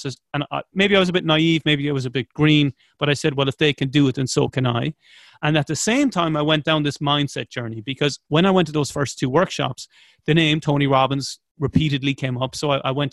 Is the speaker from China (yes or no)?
no; Ireland